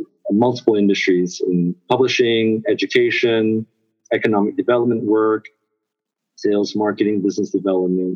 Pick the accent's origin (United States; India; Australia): United States; California; moved away as an adult; also born or lived in Singapore / Hong Kong / China / Vietnam; now in Taipei, Taiwan; I'm originally from California, but I've been working in Asia now for over 23 years.